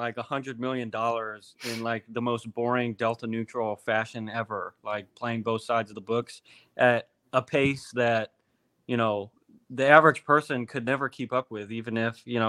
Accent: Midwest, United States; I'm from the Midwest

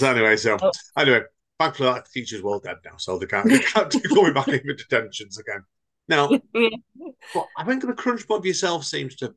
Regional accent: Stretford, North West England, United Kingdom; the place I was born, yes, Stretford

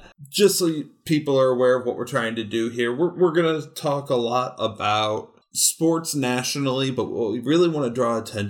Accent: Cleveland, Ohio, United States; now in Fayetteville, United States; I myself am a native of Cleveland.

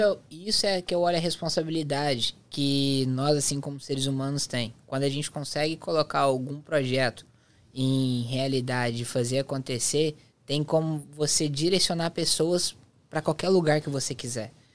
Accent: interior of Goiás, Brazil; moved away; eu sou do interior de Goiás

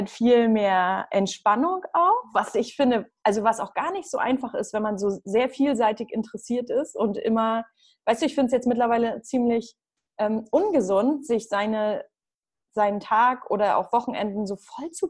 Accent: Northern Germany, Germany; Also sagt man bei uns im Norden, sagt man das auch woanders?

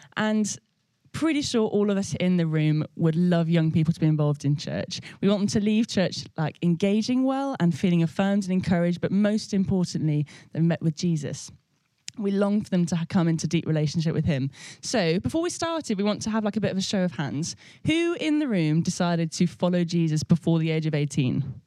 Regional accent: Birmingham, West Midlands, United Kingdom; I grew up in Birmingham Vineyard where Nige was um, in charge of loads of different things

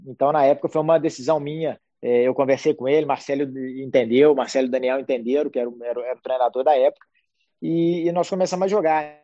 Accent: Belo Horizonte, Minas Gerais, Brazil; Nós dois somos de Belo Horizonte, a gente sempre morou muito perto

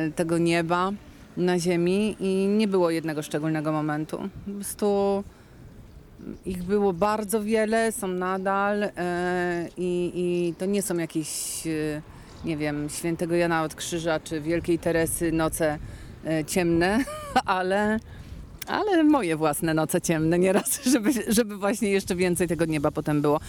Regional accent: Kraków, Lesser Poland, Poland; jako krakowianka i śpiewająca krakowianka

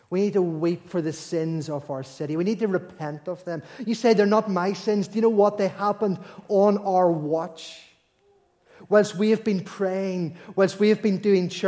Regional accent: Belfast, Northern Ireland, United Kingdom; like we, you know, we all know we're from Belfast, we all know that the ship set sail

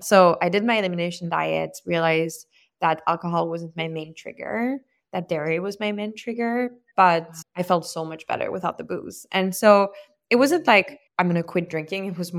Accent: Lyon, Auvergne-Rhône-Alpes, France; moved away as an adult; also born or lived in south of France; now in United States; I grew up in France and I moved to the US for college. I grew up in Lyon, between Lyon and the south of France, and, you know, in definitely a very like boozy family, because, you know, I live like near wine country

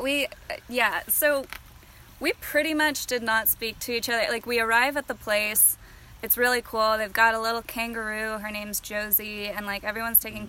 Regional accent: East Bay area, California, United States; also born or lived in Sacramento, California; born and raised in the East Bay area in California, but currently living up near Sacramento

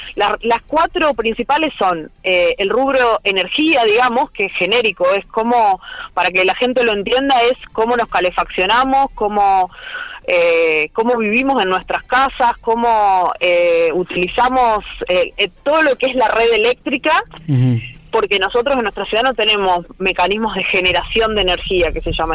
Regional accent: Argentina

